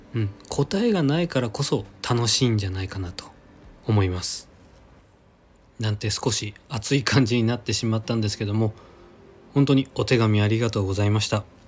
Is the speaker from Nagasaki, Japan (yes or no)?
yes; Nagasaki, Japan; now in Kanto, Japan; 地元長崎に帰省する